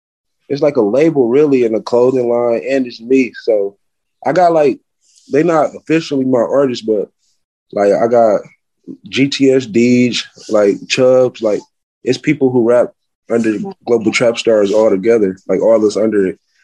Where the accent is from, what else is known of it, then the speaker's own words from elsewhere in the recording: Milwaukee, Wisconsin, United States; also born or lived in Atlanta; Yeah, I'm from Milwaukee. I live here and in Atlanta. I'm in Milwaukee right now.